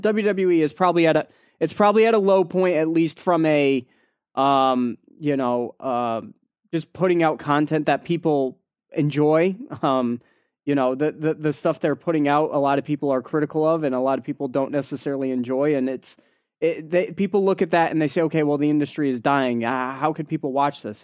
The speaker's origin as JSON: {"language": "English", "region": "Connecticut", "country": "United States", "said": "we're from Connecticut here"}